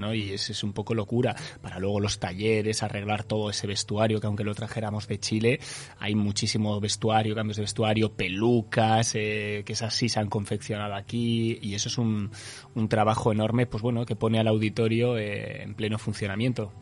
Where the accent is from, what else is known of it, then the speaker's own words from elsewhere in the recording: Basque Country, Spain; now in Uruguay; soy vasco